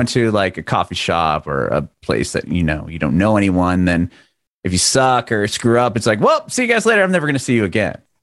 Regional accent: San Diego, California, United States; moved away; I grew up in San Diego, in California, and the schools were outside.

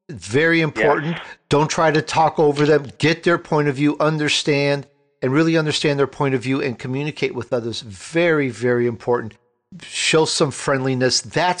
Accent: Italy; now in United States; my family, we're immigrants from Italy. I was born in Italy, and it's such a different place now

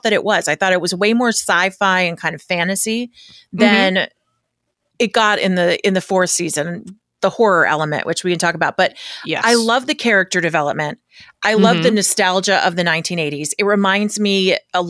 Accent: the San Fernando Valley, California, United States; I'm a certified Valley girl

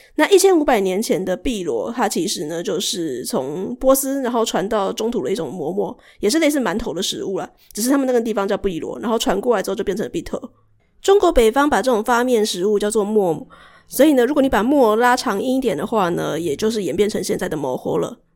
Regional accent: Shuishang, Chiayi County, Taiwan; 虽然我不是在嘉义市长大的，可是嘉义市跟嘉义县这么近，因为我住水上嘛，水上跟嘉义市很近

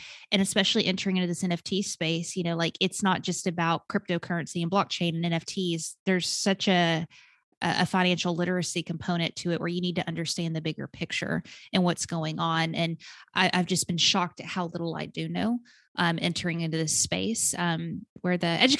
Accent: Arkansas, United States; now in Atlanta, United States; I was born and raised in Arkansas, stuck to the South, still Southern.

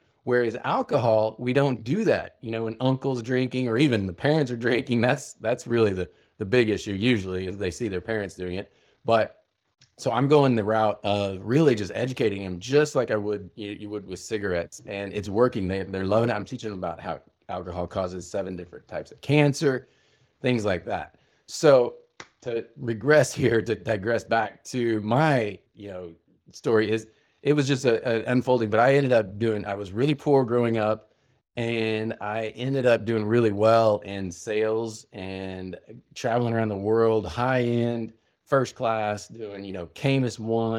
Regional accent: Midwest, United States; started so young with family growing up in the Midwest, Puritan work ethic, farmers coming, you know, land run, Oklahoma.

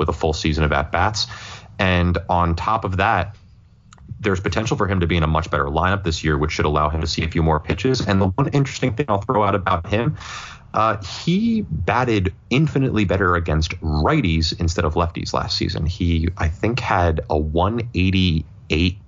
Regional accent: Philadelphia, Pennsylvania, United States; as a Philadelphian

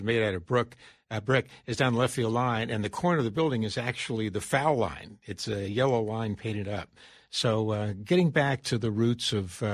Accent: Florida, United States; moved away; growing up in Florida

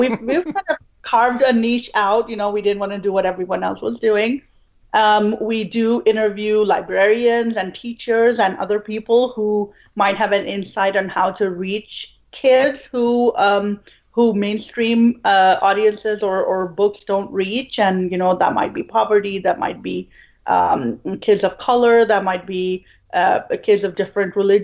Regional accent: Pakistan; now in Houston, United States; I'm originally from Pakistan

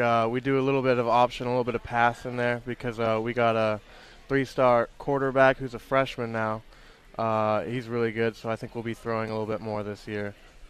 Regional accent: Dallas, Texas, United States; Well, I'm just a kid from Dallas.

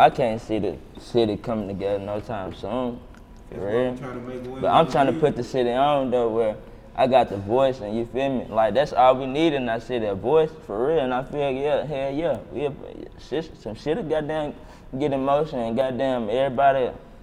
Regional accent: Murfreesboro, Tennessee, United States; I'm from Murphy, bro

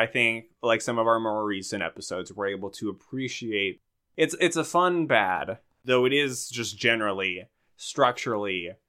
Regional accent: Minnesota, United States; Milk it. I'm milking it. I'm from Minnesota.

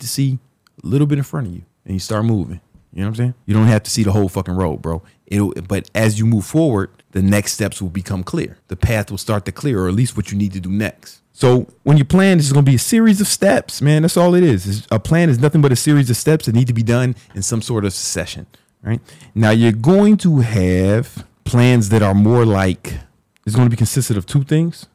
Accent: Chicago, Illinois, United States; when I was growing up in South Side of Chicago

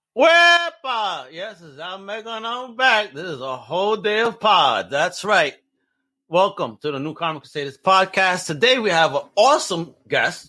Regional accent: New York, United States; my hometown, New York

